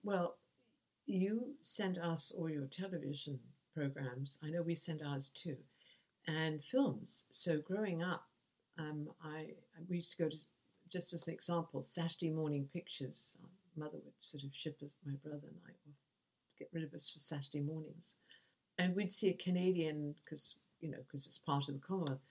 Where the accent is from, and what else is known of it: England, United Kingdom